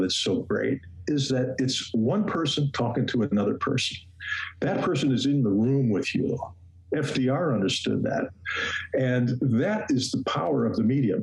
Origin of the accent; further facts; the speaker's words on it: Detroit, Michigan, United States; moved away; also born or lived in Washington, D.C.; I grew up in Detroit where my father worked for Ford Motor Company